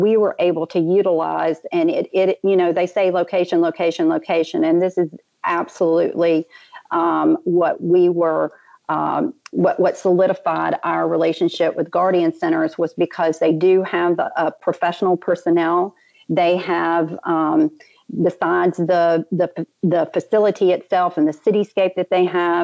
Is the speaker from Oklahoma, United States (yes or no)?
no; New Orleans, Louisiana, United States; I'm from the New Orleans area